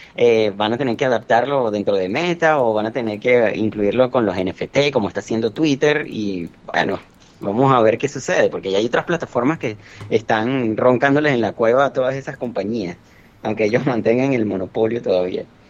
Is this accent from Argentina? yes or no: no; Venezuela; en mi país, en Venezuela